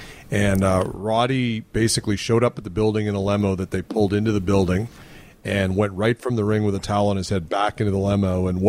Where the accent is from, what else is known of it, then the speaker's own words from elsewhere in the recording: Winnipeg, Manitoba, Canada; I'm from Winnipeg.